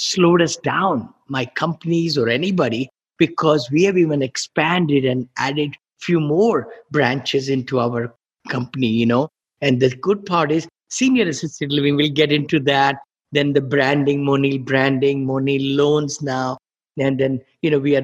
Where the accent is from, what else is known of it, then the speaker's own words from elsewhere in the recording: India; moved away as an adult; now in United States; I grew up in India